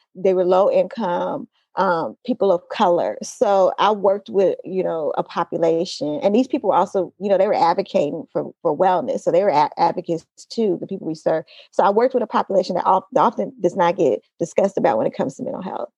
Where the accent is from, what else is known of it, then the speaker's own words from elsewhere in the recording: Oakland, California, United States; also born or lived in Los Angeles; I grew up in Oakland. I grew up specifically in East Oakland